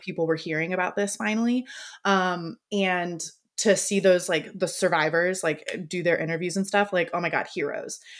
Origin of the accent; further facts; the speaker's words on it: Florida, United States; I am from Florida